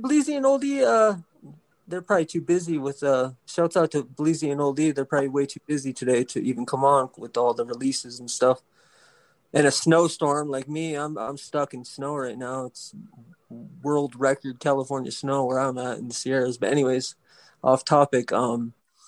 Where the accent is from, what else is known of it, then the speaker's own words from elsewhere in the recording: British Columbia, Canada; growing up in British Columbia